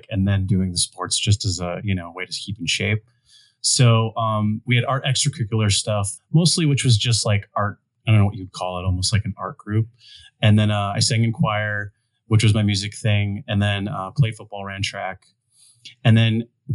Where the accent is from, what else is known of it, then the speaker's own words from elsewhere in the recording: Ohio, United States; moved away; growing up in Ohio